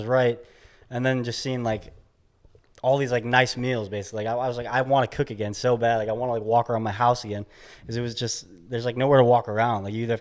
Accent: Chicago, Illinois, United States; moved away as an adult; also born or lived in New York / Indianapolis, Indiana; I grew up in the Midwest, like Chicagoland area

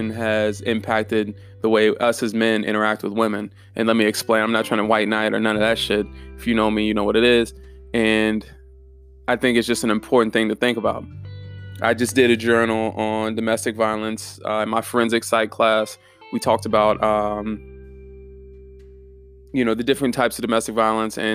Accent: Germany; I'm from Germany, so I've always uh, I was fascinated with the Holocaust

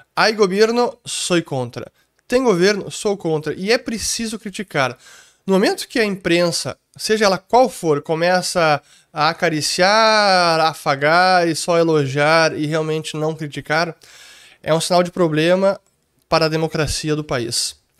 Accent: Gaúcho, Rio Grande do Sul, Brazil; essa é uma das minhas grandes falhas como gaúcho

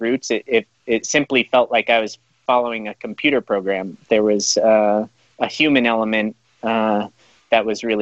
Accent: Colorado, United States; He and I grew up together in Colorado.

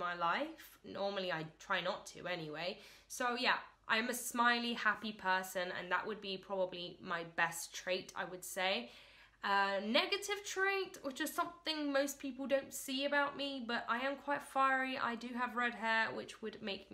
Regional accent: London, United Kingdom; So I was born actually in London, England, and I currently live in London, England.

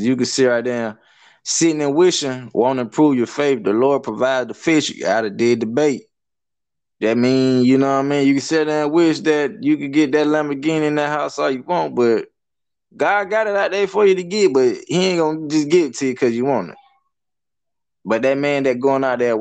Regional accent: Hartsville, South Carolina, United States; a little country area called Birdtown. I mean, that's like on the outskirts of Hartsville, Side Hill. It's in Darlington County

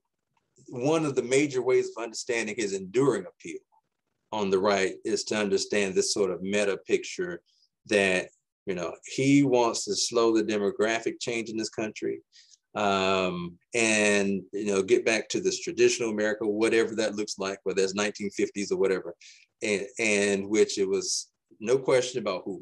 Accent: United States; as an American

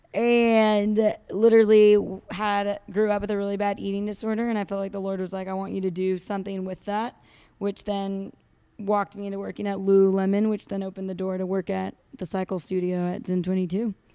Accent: Santa Barbara, California, United States; moved away as an adult; now in Fort Worth, United States; I am from Santa Barbara, California

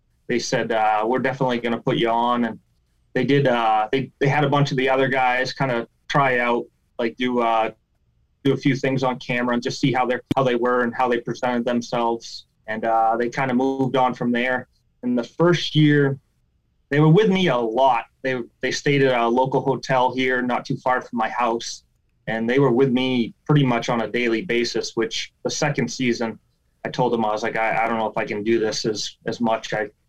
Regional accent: Maine, United States; a lot of people don't think I'm from Maine because they think I have an accent from Pennsylvania or something. But I don't have as much of a crazy Maine accent. Like every now and then you'll hear it come out.

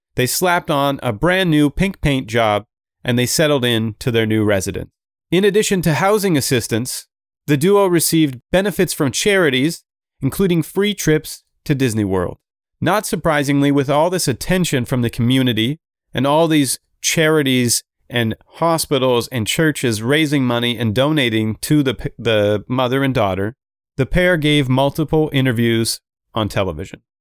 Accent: Canada; I am Canadian

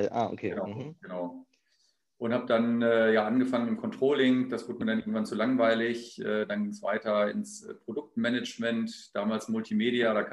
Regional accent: Hannover, Lower Saxony, Germany; born there; geboren bin ich im Jahr 1972, im Sommer, im August, äh, in Hannover. Ähm, deswegen habe ich auch keinen Dialekt, sondern spreche das reinste Hochdeutsch.

